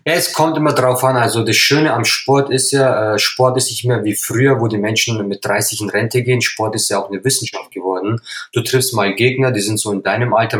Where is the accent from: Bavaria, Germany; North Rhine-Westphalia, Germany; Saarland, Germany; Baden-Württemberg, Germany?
Bavaria, Germany; Upper Palatinate; Ich bin ein gebürtiger Oberpfälzer, äh, stamme aus einer türkischen Familie